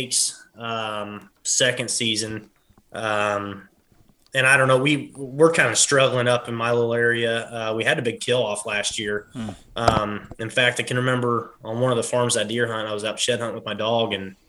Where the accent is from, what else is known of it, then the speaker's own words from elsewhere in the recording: Denmark, Iowa, United States; I'm from Lee County, Iowa, more particular little small town called Denmark.